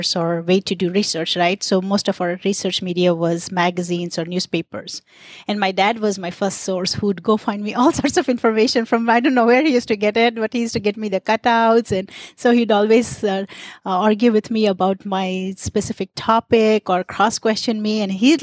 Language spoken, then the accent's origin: English; India; moved away; I was born in India to really progressive parents